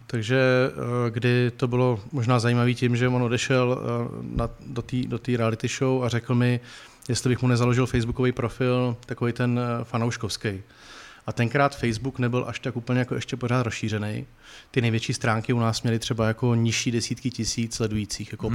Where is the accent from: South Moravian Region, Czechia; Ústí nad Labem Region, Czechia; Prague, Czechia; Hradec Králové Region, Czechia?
South Moravian Region, Czechia; Brno; já jsem z Brna